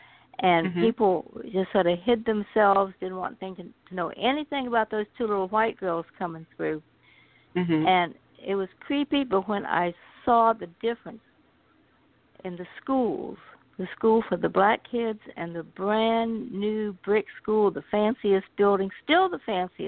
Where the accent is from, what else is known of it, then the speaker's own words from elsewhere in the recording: Virginia, United States; Well, I'm a Southerner, first and foremost.